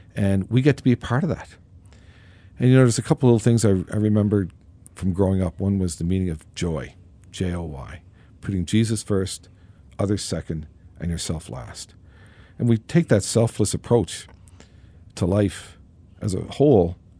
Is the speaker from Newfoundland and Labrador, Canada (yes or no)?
yes; Newfoundland and Labrador, Canada; I was, uh, born and raised in Newfoundland